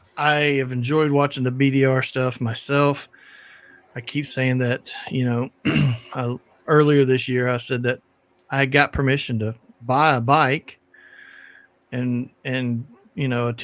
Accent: East Coast, United States; I grew up on the East Coast

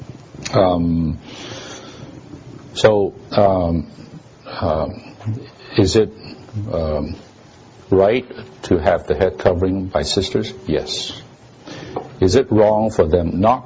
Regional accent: Hong Kong; moved away; I'm from Hong Kong. I was from Hong Kong

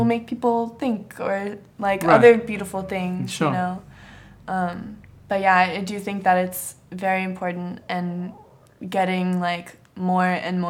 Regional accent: East Coast, United States; now in Los Angeles, United States; since I'm from the East Coast

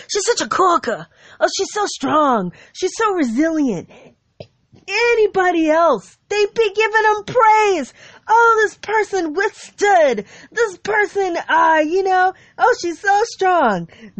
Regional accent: United States; Because I'm an American. I'm as American as it gets.

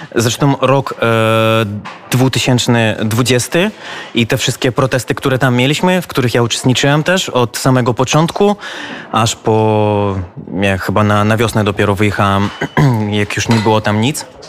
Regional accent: Belarus; my jako Białorusini

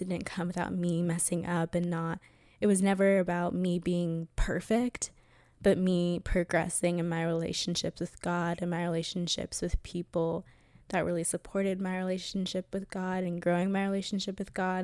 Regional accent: Atlanta, Georgia, United States; I grew up in Atlanta, Georgia, and went to a private Christian school

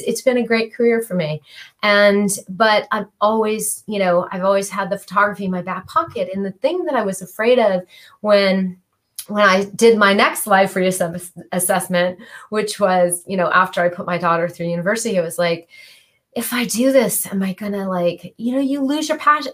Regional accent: Michigan, United States; now in California, United States; I grew up in Michigan

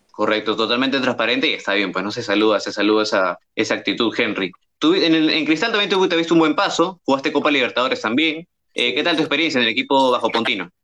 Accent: Lima, Peru; yo no soy de Barranco, soy de Chorrillos

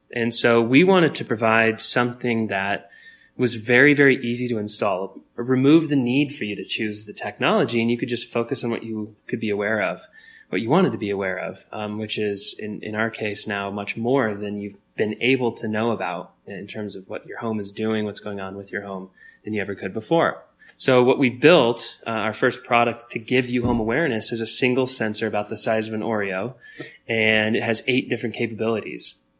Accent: Longmont, Colorado, United States; we grew up in Longmont, Colorado

